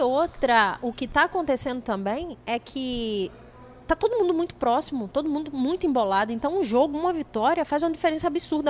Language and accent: Portuguese; Sergipe, Brazil; eu sou de lá, né? Eu sou de Sergipe